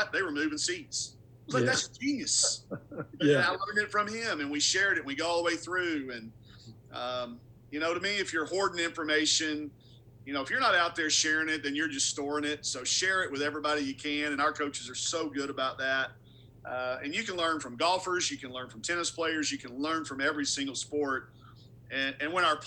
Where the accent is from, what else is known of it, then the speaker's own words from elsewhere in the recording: Arkansas, United States; I'm from Arkansas. I've loved the Razorbacks since the day I was born